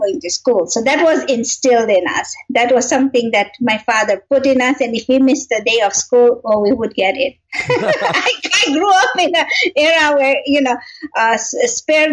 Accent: Kenya; moved away as an adult; also born or lived in Tanzania; I am originally born and raised in Kenya

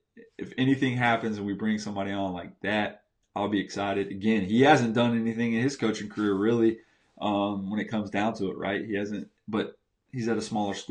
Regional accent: Tallahassee, Florida, United States; I'm from Tallahassee, Florida, growing up, born in 83

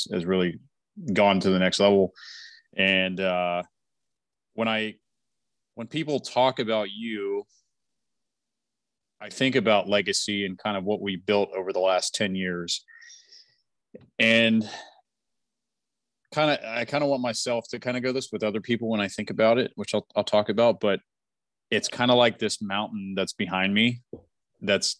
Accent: Western Pennsylvania, United States; moved away; I grew up in Western PA

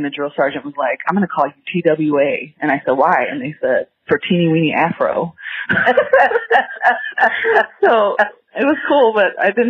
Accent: Ferguson, Missouri, United States; I grew up in Ferguson, Missouri, which is a little bit outside of St. Louis.

